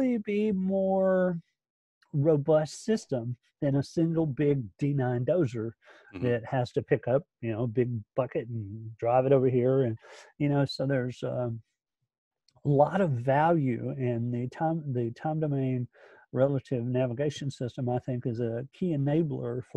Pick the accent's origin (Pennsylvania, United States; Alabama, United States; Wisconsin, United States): Alabama, United States; I'm from Alabama